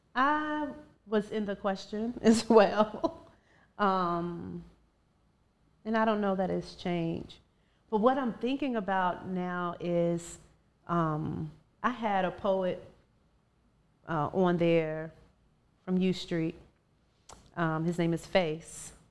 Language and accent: English; Ivor, Virginia, United States; now in DMV area, United States; from my hometown, from Virginia